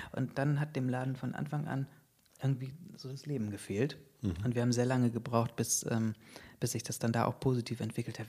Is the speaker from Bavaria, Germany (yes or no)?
no; Bremen, Germany; now in Berlin, Germany; Ich äh, bin ja Bremer